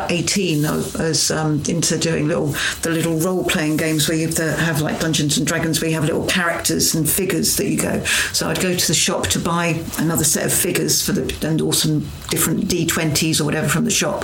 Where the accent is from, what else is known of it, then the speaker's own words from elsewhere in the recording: Ipswich, East of England, United Kingdom; I grew up in Ipswich.